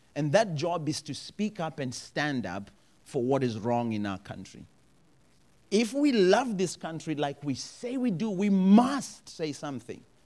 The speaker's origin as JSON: {"language": "English", "country": "Zimbabwe", "said": "I am from Zimbabwe"}